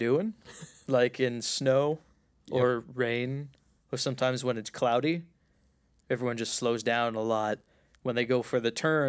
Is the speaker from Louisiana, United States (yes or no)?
no; Philadelphia, Pennsylvania, United States; I moved here from Philly. Philly's not great.